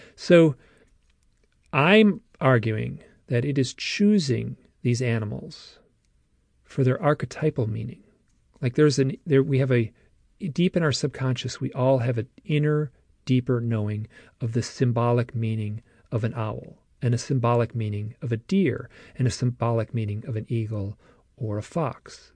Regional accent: Michigan, United States; I'm from Michigan too

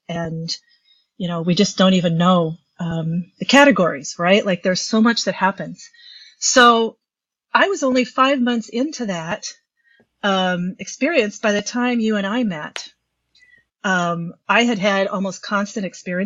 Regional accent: Midwest, United States; I'm just a Midwesterner

